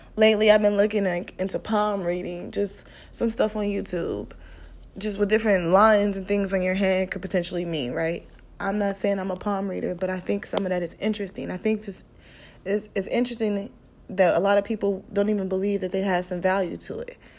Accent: Midwest, United States; I'm from the Midwest.

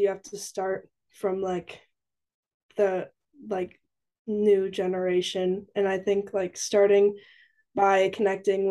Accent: Edgerton, Wisconsin, United States; moved away as an adult; now in Stevens Point, United States; I am from Edgerton, Wisconsin, which is about 20 minutes south of Madison, Wisconsin. And I'm currently in Stevens Point

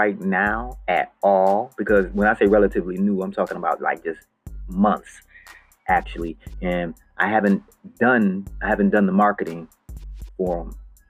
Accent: Buffalo, New York, United States; now in Los Angeles, United States; So that's why I came to Hollywood from Buffalo, New York. By myself, 3,000 miles, over 3,000 miles from Buffalo, New York, landed in Hollywood.

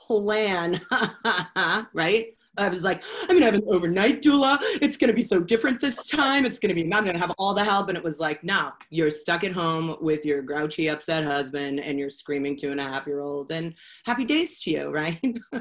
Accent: Boston, Massachusetts, United States; moved away; Oh, I'm from Boston. That's what's wrong with me. I'm from Boston. I moved out here in like 1995, and I really think that I don't have an accent anymore.

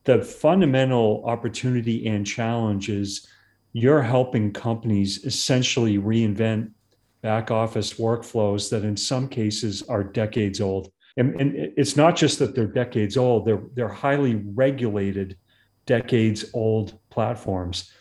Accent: Massachusetts, United States; now in California, United States; I grew up in Massachusetts

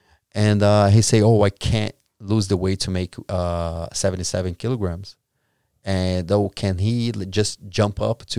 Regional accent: Brazil; English is a second language; I was from Brazil.

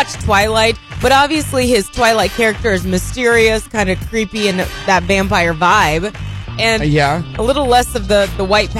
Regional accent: Indiana, United States; moved away; And it's in Indiana. That's right. Where I'm from.

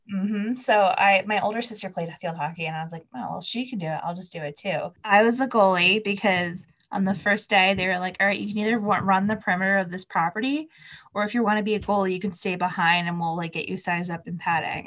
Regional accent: New Jersey, United States; I'm from New Jersey

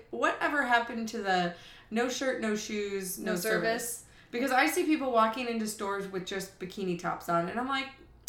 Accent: Wisconsin, United States; from Wisconsin.

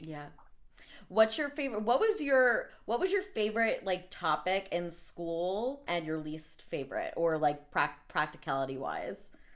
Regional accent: Long Island, New York, United States; I'm actually from Long Island

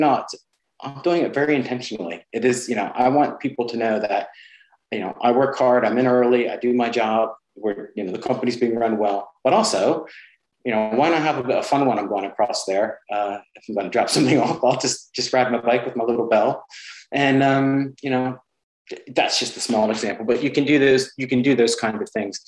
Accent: United States; moved away as an adult; now in United Kingdom; I'm an American

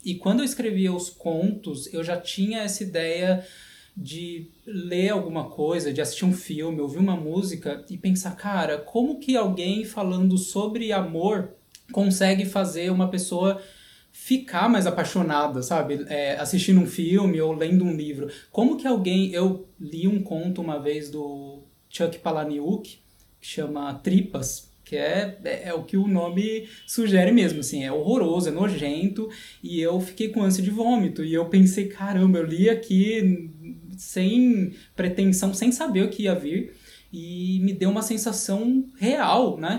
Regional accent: São Paulo, Brazil; moved away as an adult; also born or lived in Canada / Europe; sou nascido na, em São Paulo, capital, na Zona Leste

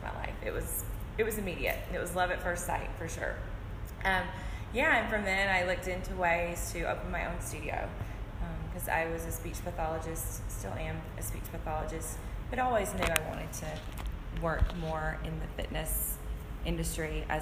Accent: Burnsville, North Carolina, United States; also born or lived in Hawaii; I grew up in Burnsville

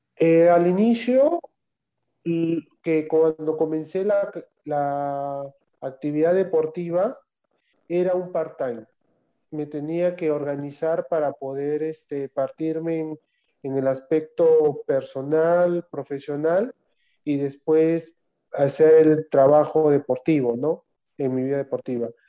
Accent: Arequipa, Peru; moved away as an adult; yo vengo de la Ciudad Blanca y he dejado ahí familia, amigos, trabajo, toda una vida ya hecha

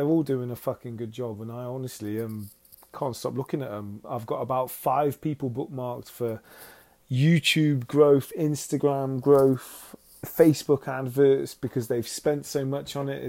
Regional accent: United Kingdom; now in Los Angeles, United States; you can understand my weird accent, because, well, I'm from all over the place, really, but I'm from the United Kingdom.

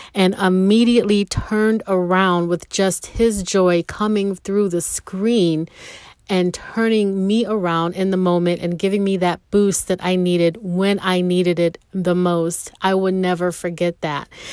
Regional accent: Rochester, New York, United States; moved away; I'm no longer having to live in Rochester, my hometown. No more snow country

